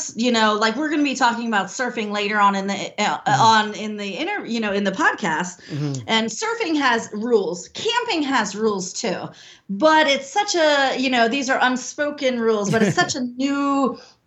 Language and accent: English; United States; I'm American